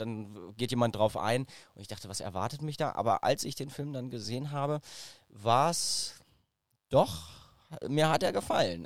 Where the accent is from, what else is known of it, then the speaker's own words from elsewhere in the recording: Braunschweig, Lower Saxony, Germany; ich bin in Braunschweig aufgewachsen